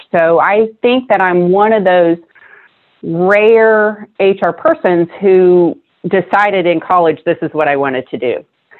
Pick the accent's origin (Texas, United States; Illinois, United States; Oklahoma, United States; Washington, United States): Oklahoma, United States; Norman; also born or lived in Stillwater, Oklahoma / Tulsa, Oklahoma; I grew up in Norman, but I went to college at OSU in Stillwater.